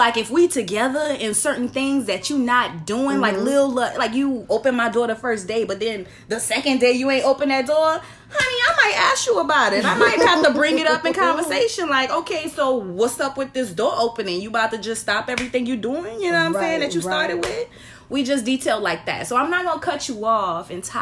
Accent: New Orleans, Louisiana, United States; accent: New Orleans; I'm from New Orleans, so I'm sure y'all gonna hear my accent.

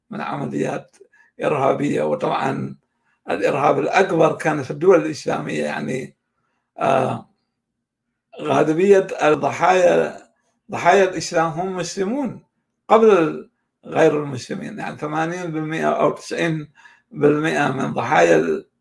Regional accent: Iraq; born there; مسألة حظ لا أكثر وانا حظي الاكشر ان اني ولدت في العراق

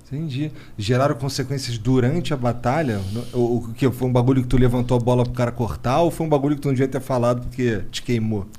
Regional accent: Rio de Janeiro, Brazil; moved away; Daí todo mundo sabe que eu sou carioca.

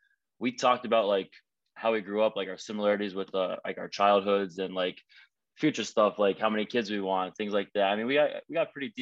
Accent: Scranton, Pennsylvania, United States; now in Fort Lauderdale, United States; I'm from Scranton

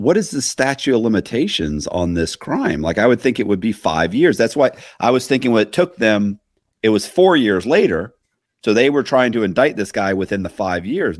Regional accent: Florida, United States; I'm from Florida

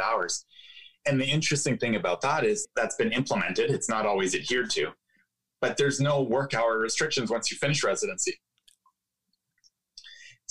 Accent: Ottawa, Ontario, Canada; I was growing up in Ottawa, Canada. That's where I grew up

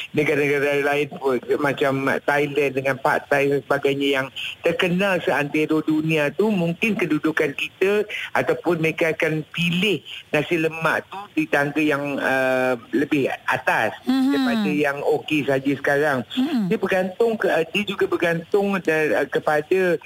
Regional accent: Malaysia; kita sebagai rakyat Malaysia

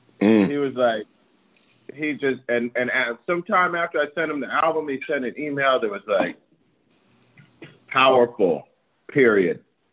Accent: Maryland, United States; We're both from Maryland

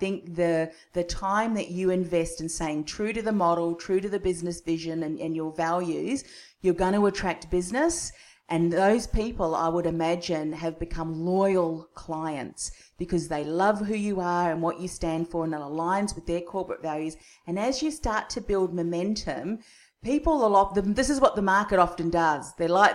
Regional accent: Australia; accent: Aussie; my Aussie accent

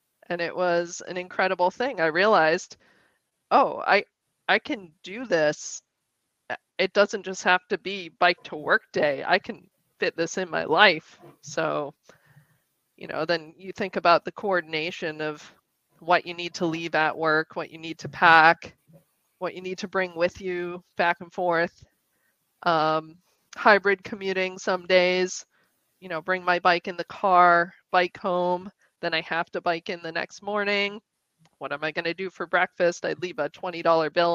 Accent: Western Massachusetts, United States; I grew up in Western Mass

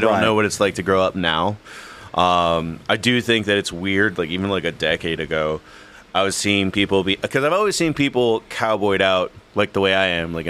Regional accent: Eagle Pass, Texas, United States; Border Patrol agents that moved to my hometown, and they kind of are affecting the culture a little bit

